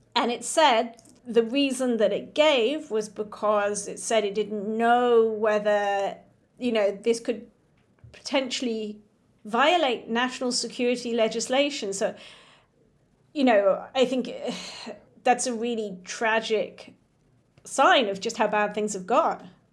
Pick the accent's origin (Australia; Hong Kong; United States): Hong Kong; I grew up in Hong Kong